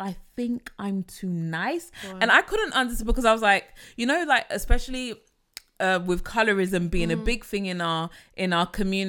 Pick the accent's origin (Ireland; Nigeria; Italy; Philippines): Nigeria; Or is it because I am dark skinned, I am African, I am Nigerian, I'm not allowed to like myself, I'm not allowed to be confident?